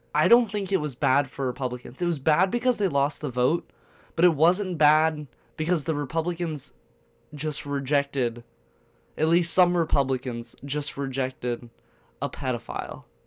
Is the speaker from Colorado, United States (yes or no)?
no; Virginia Beach, Virginia, United States; I'm from Virginia Beach